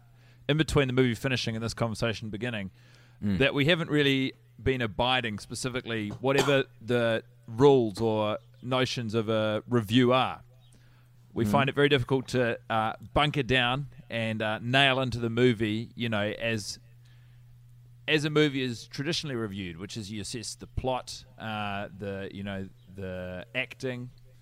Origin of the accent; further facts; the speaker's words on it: Wellington, New Zealand; born there; I was born in Wellington, actually.